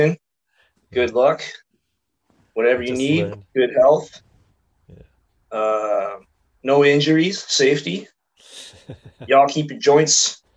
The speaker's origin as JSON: {"language": "English", "town": "Vancouver", "region": "British Columbia", "country": "Canada", "tie": "born or raised there", "said": "I was born in Vancouver November 2nd, 83. I just celebrated my birthday last week. So I just turned 37."}